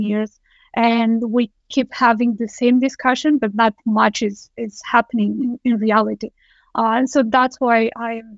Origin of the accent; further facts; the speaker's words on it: Romania; moved away as an adult; now in Denmark; I am originally from Romania. I have moved to Denmark 11 years ago.